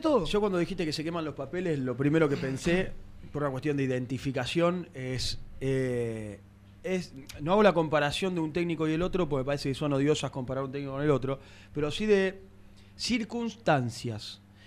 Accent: Argentina; como argentinos

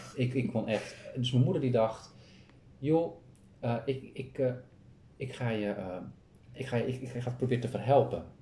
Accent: Kop van Noord-Holland, North Holland, Netherlands; we komen zelf uit Noord-Holland. Kopje Noord-Holland. Mhm. Eh, kopje, gewoon de kop van Noord-Holland.

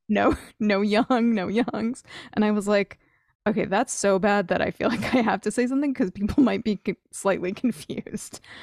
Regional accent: New Jersey, United States; I grew up in New Jersey.

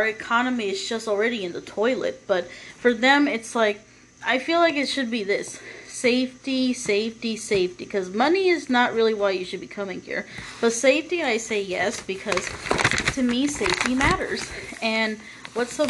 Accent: United States; someone like me being born and raised in America

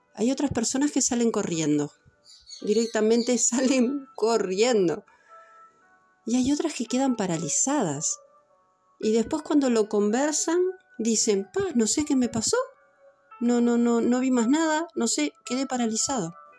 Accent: Montevideo, Uruguay; Yo soy de Montevideo, de Uruguay

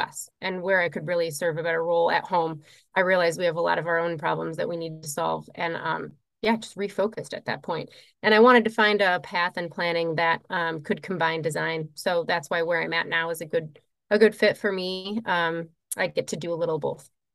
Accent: Midwest, United States; moved away as an adult; also born or lived in Colorado; I was raised in the Midwest

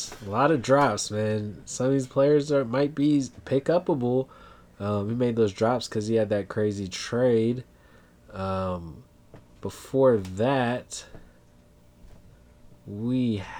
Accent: the Bay Area, California, United States; I'm born and raised in the Bay.

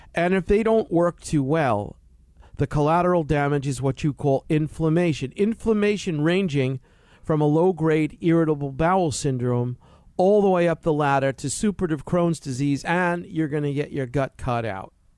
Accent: East Coast, United States; now in California, United States; what I grew up in on the East Coast, dark gray, morbid

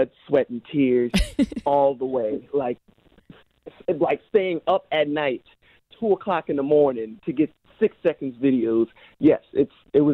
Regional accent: New Jersey, United States; I'm from Jersey

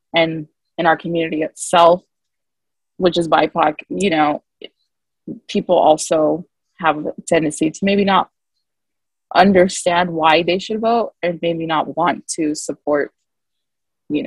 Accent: Muncie, Indiana, United States; I'm from Muncie

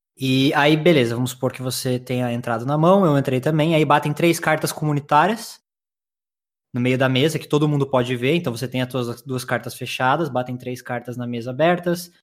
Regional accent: Curitiba, Paraná, Brazil; accent: curitibano; Sim, sou de Curitiba, acertou. Sotaque não, não tem como é, enganar, né? Leite quente. É... e eu nasci em Curitiba em 1991

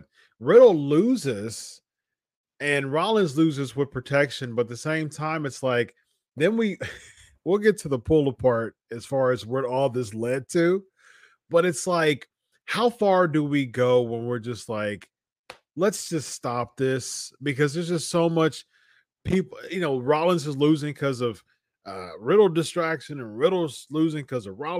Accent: Columbus, Ohio, United States; I'm not from San Jose. I'm from Columbus, Ohio

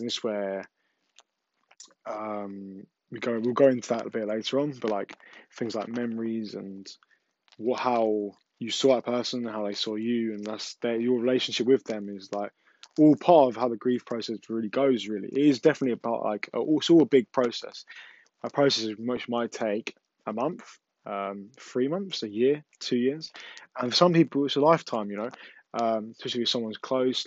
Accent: England, United Kingdom; I know I'm from England, but my English is not the best

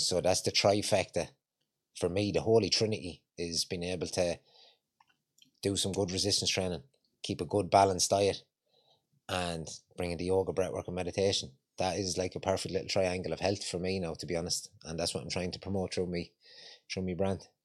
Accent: Longford, Leinster, Ireland; moved away as an adult; also born or lived in Ballymun, Dublin; now in Dublin, Ireland; I haven't got a Dublin accent, I'm from Longford.

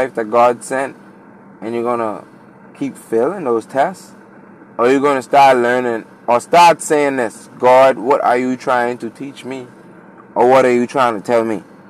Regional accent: Bahamas; I'm from the Bahamas

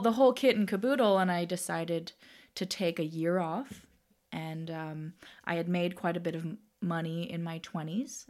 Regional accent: Toronto, Ontario, Canada; I was born and raised in Toronto

